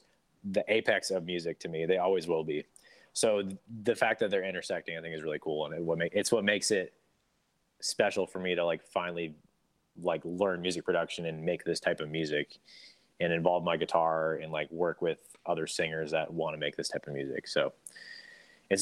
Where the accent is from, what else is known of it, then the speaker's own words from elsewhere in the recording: Portland, Oregon, United States; I grew up in Portland, Oregon